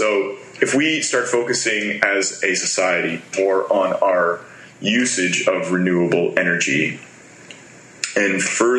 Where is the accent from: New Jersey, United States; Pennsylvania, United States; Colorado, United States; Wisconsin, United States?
New Jersey, United States; I grew up in South New Jersey. So I have a very neutral accent now from singing mostly and traveling the world, that I don't really talk like I'm from Philadelphia.